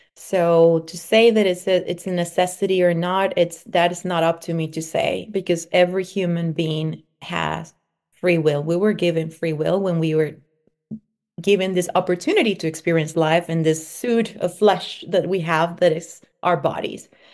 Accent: Venezuela; moved away; also born or lived in Mexico; I was born in Venezuela, and I was raised between Venezuela and Mexico.

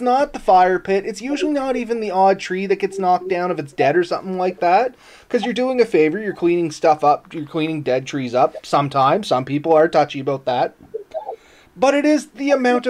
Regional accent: Canada; as a Canadian

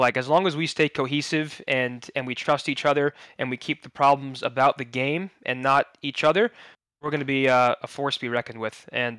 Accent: New Jersey, United States; Born and raised in New Jersey, New York sports

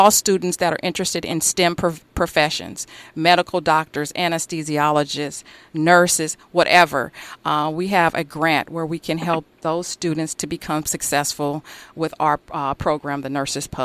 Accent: Los Angeles, California, United States; Growing up in South Central

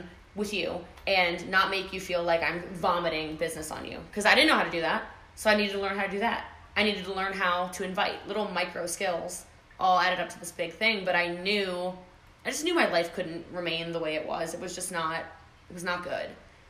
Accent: Texas, United States; I was like, yeah, I'm from Texas, you're from Texas, whatever.

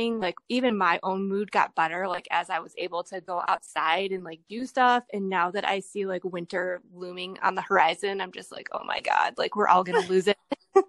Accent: Ohio, United States; I mean, you know, growing up in Ohio, winters are really bad in the Midwest.

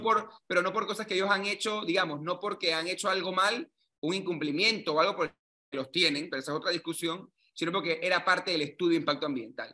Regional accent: Panama; que somos todos los panameños

